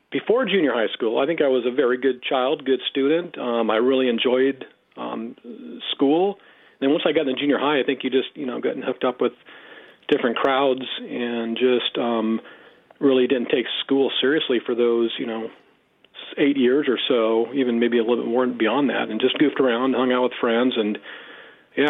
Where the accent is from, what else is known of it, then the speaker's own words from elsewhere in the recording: Escondido, California, United States; also born or lived in Brawley, California / Chico, California; now in Grass Valley, United States; I was there till the first grade. And then moved to Escondido, where our family did